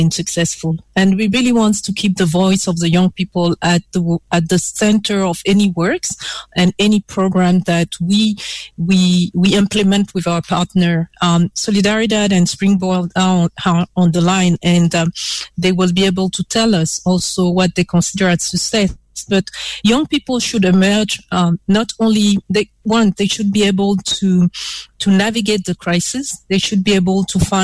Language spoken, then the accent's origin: English; Côte d’Ivoire; now in Ghana; Cote d'Ivoire is my home country